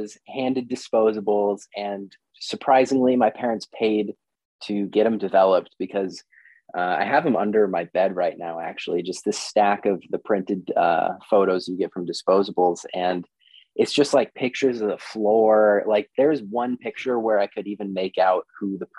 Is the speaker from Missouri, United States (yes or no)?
no; Shoreline, Stanwood / Camano Island, Washington, United States; now in Seattle, United States; I grew up in Shoreline, and I lived there until I was about 12. Then my family moved up north to town.